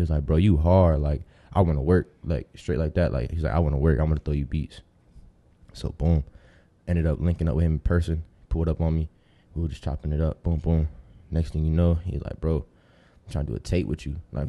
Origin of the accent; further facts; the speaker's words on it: Tampa, Florida, United States; also born or lived in Ohio; I'm a Tampa baby, but, like, I was born in Ohio. But my family is from Dominican Republic, so I'm full Dominican.